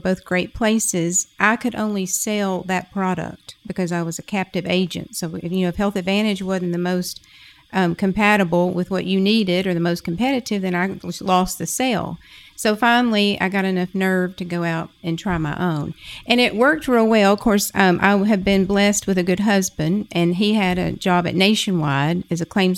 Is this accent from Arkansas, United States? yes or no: yes; Pine Bluff, Arkansas, United States; my hometown. Which is where? Pine Bluff. Arkansas.